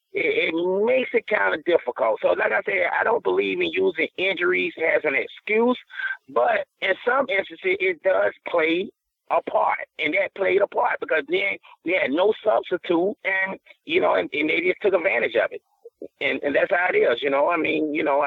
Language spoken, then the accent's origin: English; the South, United States; I'm from the South